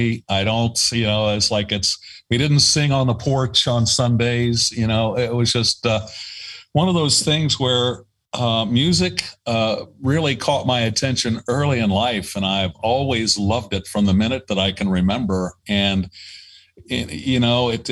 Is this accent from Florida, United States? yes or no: no; Middletown, Ohio, United States; moved away; also born or lived in San Diego; I grew up with in Middletown, Ohio, which is a, you know, smallish town right in between Cincinnati and Dayton